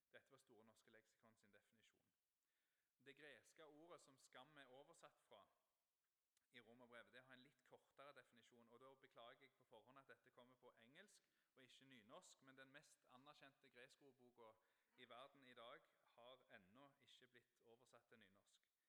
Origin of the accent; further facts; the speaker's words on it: Ryfylke, Rogaland, Norway; jeg er oppvokst på Fågen i Ryfylke, og det er nynorsk land